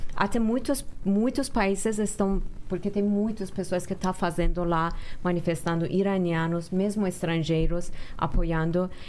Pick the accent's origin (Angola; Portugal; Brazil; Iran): Iran; moved away